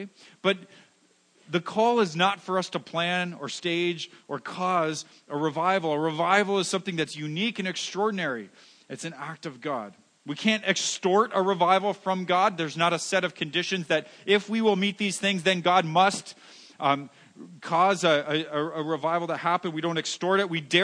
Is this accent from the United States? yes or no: no; Canada; we're Canadian